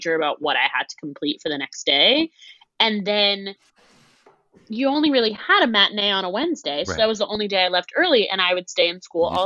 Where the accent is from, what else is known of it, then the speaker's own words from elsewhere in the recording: New Jersey, United States; I grew up in New Jersey, so it's not like I was far from Broadway